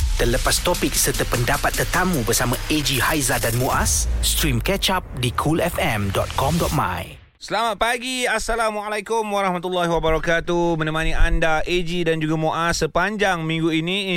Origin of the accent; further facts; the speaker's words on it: Johor Bahru, Johor, Malaysia; kampung aku kat JB